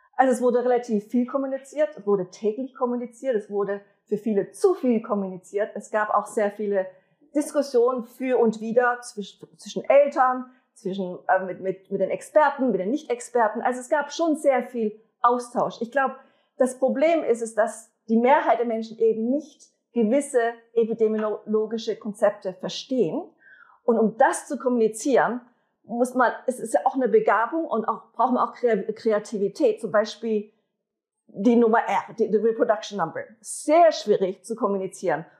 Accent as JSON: {"language": "German", "country": "Switzerland", "said": "wir als Schweizer"}